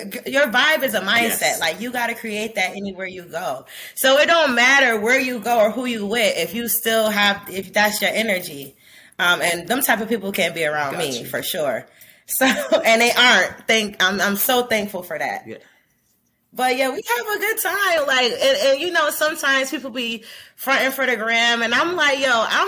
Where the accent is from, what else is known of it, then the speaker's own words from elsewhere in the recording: New York City, New York, United States; I'm from the hood. I'm from Brooklyn